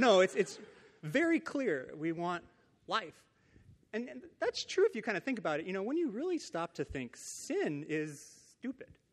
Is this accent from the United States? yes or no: yes; Downey, California, United States; I grew up in Downey, California, which is like 20 minutes away from here